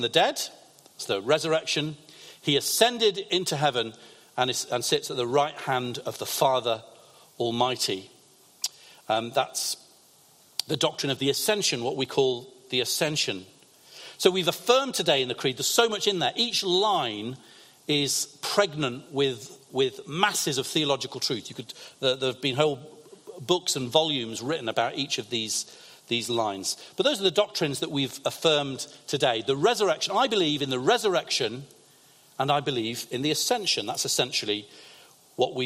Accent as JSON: {"language": "English", "town": "Lancaster", "region": "North West England", "country": "United Kingdom", "tie": "born or raised there", "also_born_or_lived": "London", "said": "I grew up in Lancaster, in the northwest of England"}